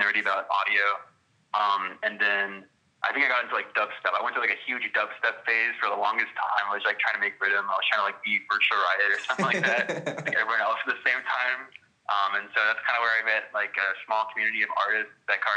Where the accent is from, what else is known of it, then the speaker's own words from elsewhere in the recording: Fort Worth, Texas, United States; I'm from Fort Worth, Texas